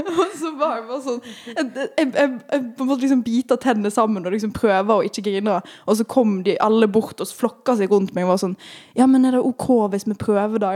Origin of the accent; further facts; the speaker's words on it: Western Norway, Norway; moved away as an adult; med to vestlendinger. Uh, mm. En som er fra der jeg er fra